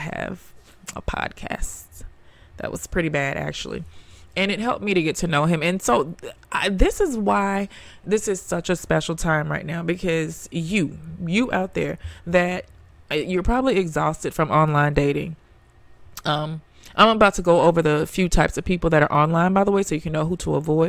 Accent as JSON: {"language": "English", "region": "the South", "country": "United States", "said": "I'm the big sister of twins. I'm from the South. My parents are still married."}